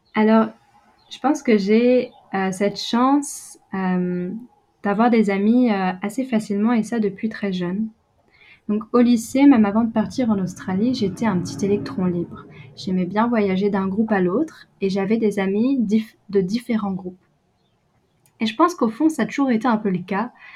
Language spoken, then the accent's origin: French; Brittany, France; moved away as an adult; also born or lived in England; now in New Zealand; je viens de Bretagne